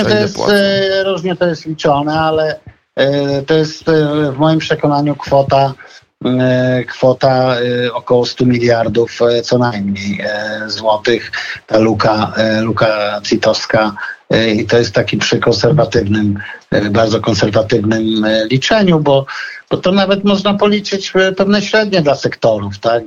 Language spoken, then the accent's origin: Polish; Podlaskie Voivodeship, Poland; ja tam jestem chłopak z Podlasia